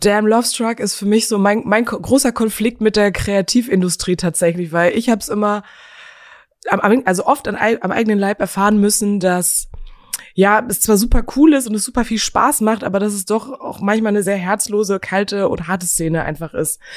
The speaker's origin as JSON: {"language": "German", "town": "Geilenkirchen", "region": "North Rhine-Westphalia", "country": "Germany", "tie": "born or raised there", "moved": "as an adult", "lives_now": "Berlin, Germany", "said": "geboren aber in Geilenkirchen in Nordrhein-Westfalen"}